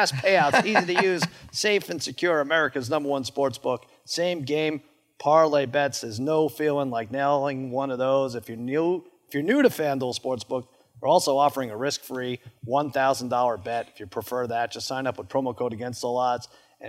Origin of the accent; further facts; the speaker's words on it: Long Island, New York, United States; I grew up in Long Island. I was a big Mets fan, 15 years old when you guys took home the title